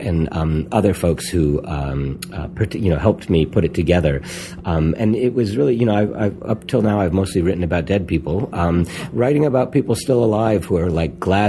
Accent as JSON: {"language": "English", "town": "New York City", "region": "New York", "country": "United States", "tie": "born or raised there", "said": "early in my life, I grew up on St. Mark's Place, which is right around the block from where, you know, Grove was located."}